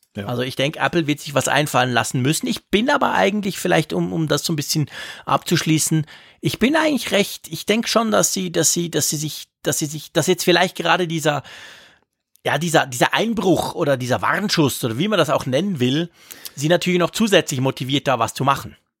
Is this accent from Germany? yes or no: no; Switzerland; Bei uns in der Schweiz